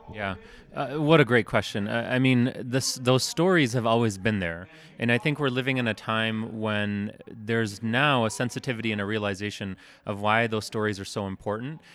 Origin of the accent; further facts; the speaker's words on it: Detroit, Michigan, United States; I'm from Detroit